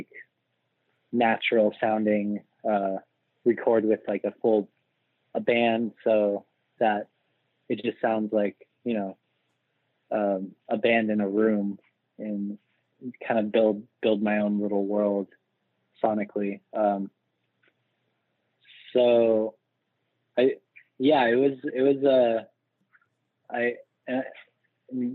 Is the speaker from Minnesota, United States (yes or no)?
no; Laguna Beach, California, United States; also born or lived in Los Angeles; I was born in Los Angeles, and then I grew up in Orange County, down, it's like about an hour south of Los Angeles, in a small town called Laguna Beach